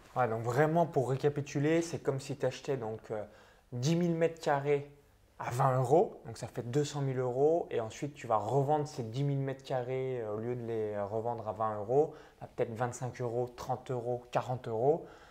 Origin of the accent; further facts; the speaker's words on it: Bourgogne-Franche-Comté, France; j'ai grandi dans un tout petit village à vingt kilomètres de Chalon-sur-Saône